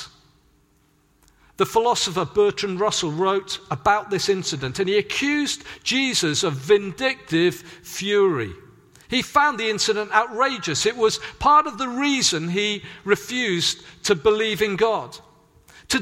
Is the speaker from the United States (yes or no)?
no; Swansea, Wales, United Kingdom; moved away; also born or lived in Hedge End; growing up in Swansea